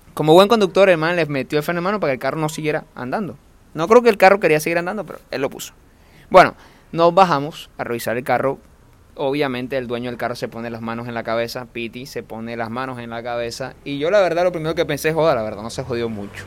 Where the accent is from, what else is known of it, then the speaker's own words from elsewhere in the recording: Costeño, Caribbean coast, Colombia; como propio costeño